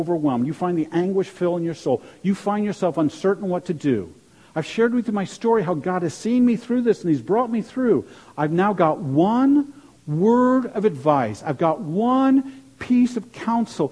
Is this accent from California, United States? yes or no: no; Maryland, United States; moved away; I grew up in Maryland, and my dad would take me fishing in the Chesapeake Bay.